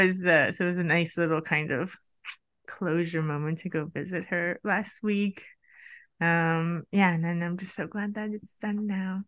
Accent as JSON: {"language": "English", "country": "United States", "moved": "yes", "lives_now": "Sweden", "said": "I'm from the U S"}